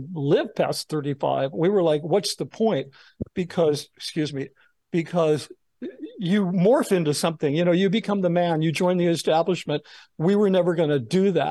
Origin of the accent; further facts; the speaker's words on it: Los Angeles, California, United States; I grew up in Laurel Canyon, which is this infamous neighborhood. It was where the Southern California music scene began.